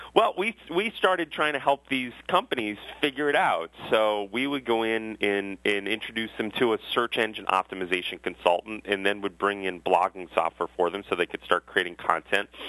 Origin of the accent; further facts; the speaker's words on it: Westwood, Massachusetts, United States; I grew up in Westwood, Massachusetts